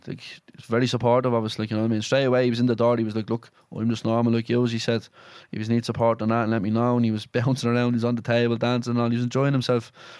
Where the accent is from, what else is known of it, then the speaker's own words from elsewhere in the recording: Dublin, Leinster, Ireland; me and you are going home to Dublin